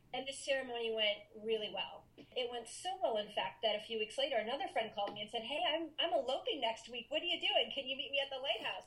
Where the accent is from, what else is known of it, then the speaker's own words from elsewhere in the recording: Maine, United States; I'm originally from Maine, and I grew up there.